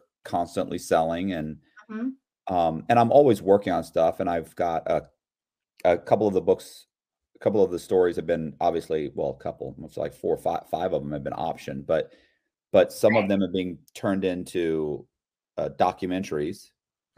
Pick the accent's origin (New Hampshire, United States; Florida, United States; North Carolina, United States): Florida, United States; Tampa; I'm from Tampa, Florida, and I lived here I was born in Tampa